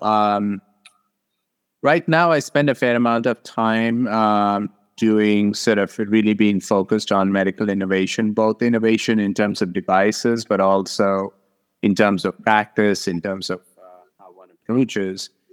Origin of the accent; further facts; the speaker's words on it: Hyderabad, Telangana, India; moved away as an adult; now in Arizona, United States; I grew up in South India in, uh, Hyderabad